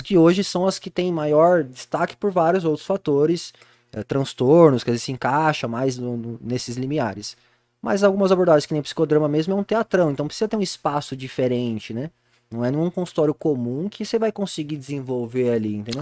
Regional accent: Jundiaí, São Paulo, Brazil; now in Itupeva, Brazil; Eu nasci em Jundiaí, sou nascido e criado aqui

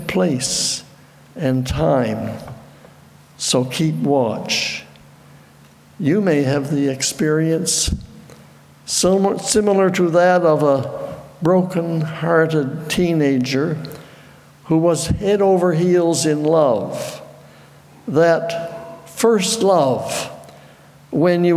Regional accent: Petitcodiac, New Brunswick, Canada; I was stationed in Chatham, about 2 hours from my home in Petticoatiac

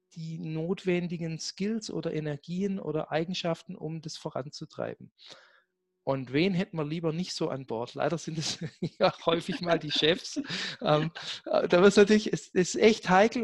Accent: Black Forest, Baden-Württemberg, Germany; moved away; ich komme ja gebürtig aus dem Schwarzwald

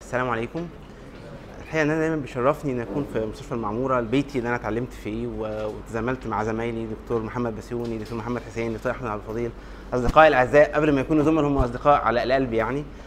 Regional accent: Egypt; عندنا في مصر

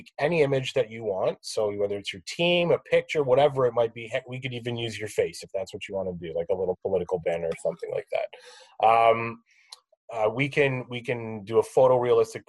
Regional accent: Canada; we're all Canadian

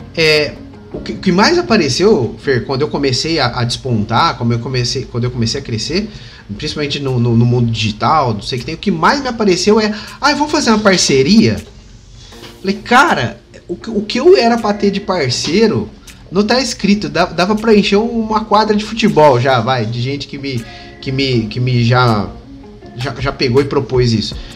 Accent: Batatais, São Paulo, Brazil; now in Ribeirão Preto, Brazil; hoje eu moro em Ribeirão Preto, interior de São Paulo, mas aqui do lado tem a minha cidade natal, que é Batatais.

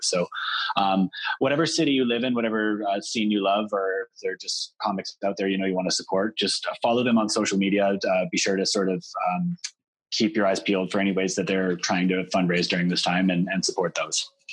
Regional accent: Canada; as Canadian performers

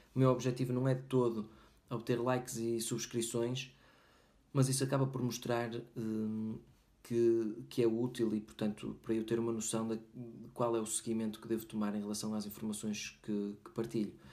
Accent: Portugal; moved away; meu país de origem, Portugal

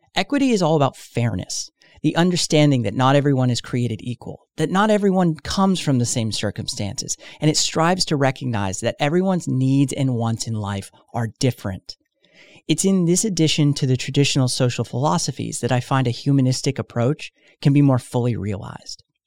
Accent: United States; speaking as an American

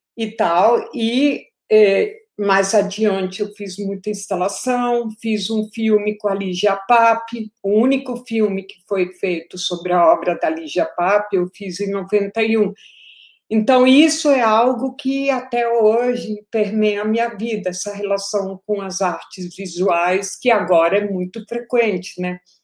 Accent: Colombia; moved away as an adult; also born or lived in Paris, France; now in Brazil; eu cresci na Colômbia

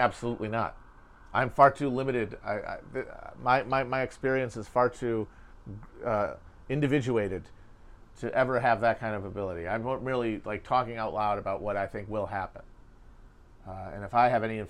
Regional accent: United States; as an American

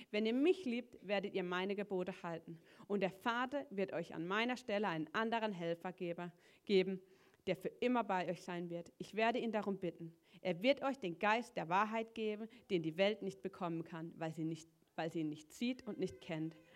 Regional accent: Schuttern, Baden-Württemberg, Germany; ich, ich komme aus Schuttern, so einem Dorf, wo keiner kennt.

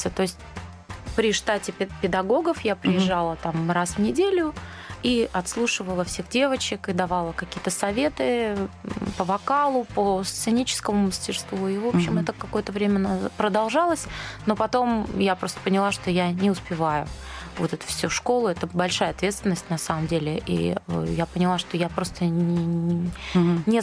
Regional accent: Dnipro, Dnipropetrovsk Oblast, Ukraine; Вообще мы из Днепропетровска обе.

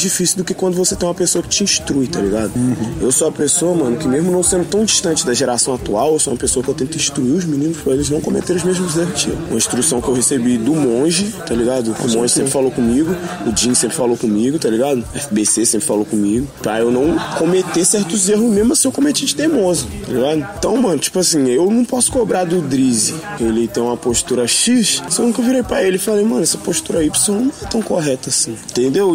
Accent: Belo Horizonte, Minas Gerais, Brazil; eu sou de Belo Horizonte, Minas Gerais

